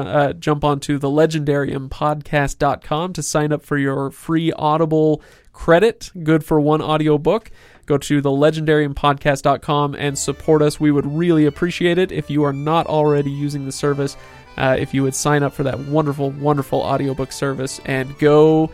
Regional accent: Seattle, Washington, United States; also born or lived in Salt Lake City, United States; You guys, this is my second home, by the way. I'm from Seattle. I say I'm from Seattle and Salt Lake. And so I love Seattle, so screw you.

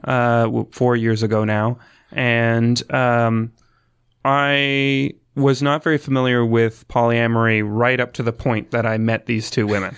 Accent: Emeryville, Ontario, Canada; I'm from Essex County. I live, grew up in a small town called Emeryville

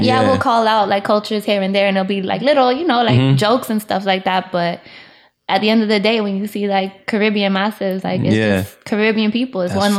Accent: Miramar, Florida, United States; also born or lived in Atlanta; Technically Miramar, but I grew up like on county line, so like born and raised in Florida.

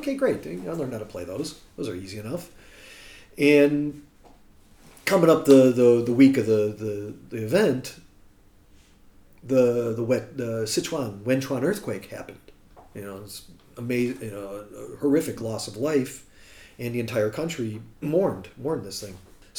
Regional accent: United States; moved away as an adult; now in Shanghai, China; Wǒ shì Meiguōrén. I'm from America.

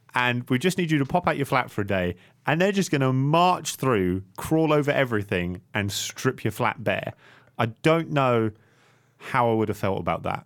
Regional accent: Singapore; I grew up in Southeast Asia. I grew up in Singapore

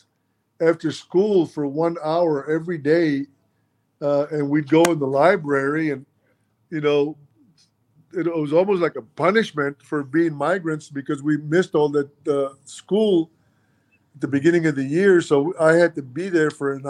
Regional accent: Mission, Texas, United States; first language Spanish; English is a second language; also born or lived in Milwaukee, Wisconsin; I grew up in Mission, Texas. Mission is in South Texas, 5 miles from the Mexican border

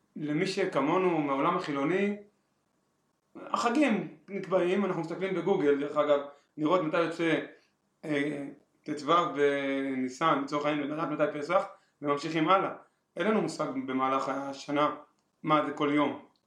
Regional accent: Israel; אני גדלתי פשוט בקיבוץ

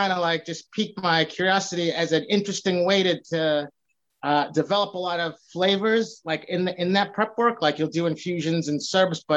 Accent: Boston, Massachusetts, United States; also born or lived in Revere, Massachusetts; So I live in Revere now. I'm born and raised in Boston.

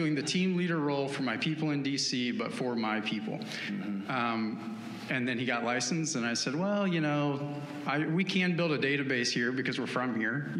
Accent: Winston-Salem, North Carolina, United States; also born or lived in Washington, D.C.; I'm from Winston-Salem, which is the market I live in now

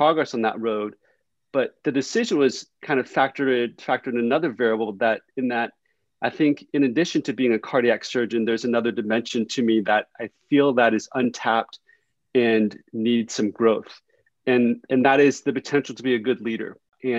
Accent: Houston, Texas, United States; first language Vietnamese; English is a second language; also born or lived in Vietnam; We're political refugees. I was born right before the end of the Vietnam War. And we grew up very poor in Houston.

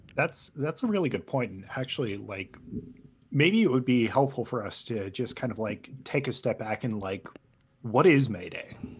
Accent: Los Angeles, California, United States; I grew up in Los Angeles and I remember my high school basically shut down

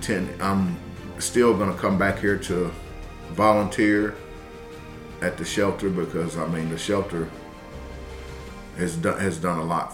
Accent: Cave City, Kentucky, United States; also born or lived in Lexington, Kentucky; now in Owensboro, United States; I'm originally from Cave City, Kentucky. But I moved out of Cave City and went to Lexington.

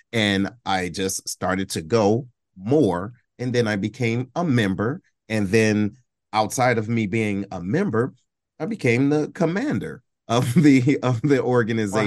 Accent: Detroit, Michigan, United States; I'm originally from Detroit, right? Uh, Detroit, Michigan

